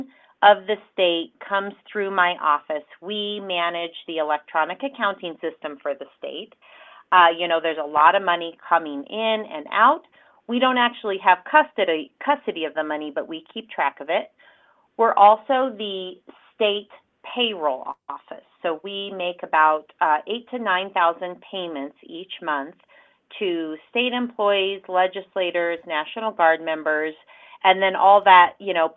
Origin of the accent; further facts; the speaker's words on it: Riverton, Wyoming, United States; moved away as an adult; also born or lived in Casper, Wyoming; now in Cheyenne, United States; that's where I went to middle school, high school, proud Wolverine